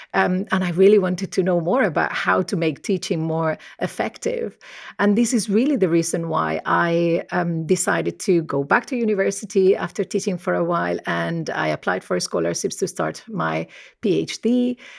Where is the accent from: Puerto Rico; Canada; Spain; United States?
Spain; Murcia, Region of Murcia; accent: Spanish; first language Spanish; English is a second language; moved away as an adult; also born or lived in Nottingham / Birmingham; I'm originally from, uh, Spain, as you might be able to tell, uh, by my accent. I grew up in a very monolingual environment. So, um, my family spoke Spanish